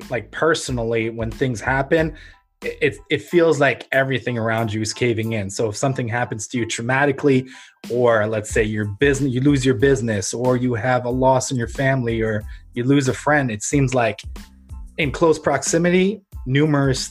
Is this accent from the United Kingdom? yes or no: no; Ukraine; moved away; I was born in Ukraine, which was under the former Soviet Union